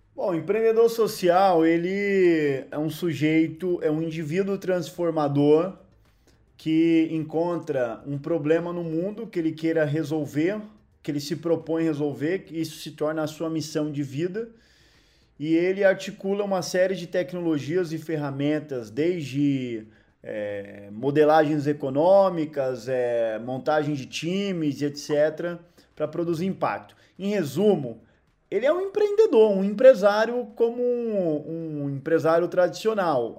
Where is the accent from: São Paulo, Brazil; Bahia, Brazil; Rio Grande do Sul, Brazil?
São Paulo, Brazil; Guarulhos; Eu nasci num barraco, numa favela em Guarulhos, São Paulo. Eu vivi meus primeiros anos de vida morando num barraco